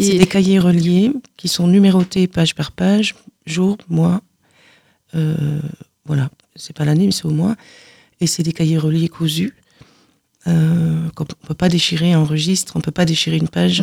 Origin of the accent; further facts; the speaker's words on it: Carcassonne, Occitania, France; je suis née à Carcassonne